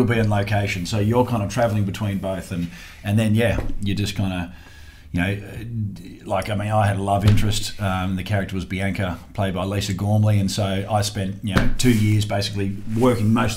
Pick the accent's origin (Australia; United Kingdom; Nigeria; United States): Australia; as an Aussie